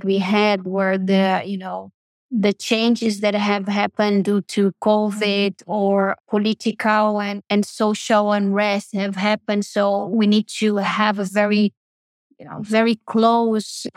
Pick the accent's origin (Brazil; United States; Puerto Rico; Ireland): Brazil; moved away; I was raised in Brazil, one of the biggest Catholic countries in the world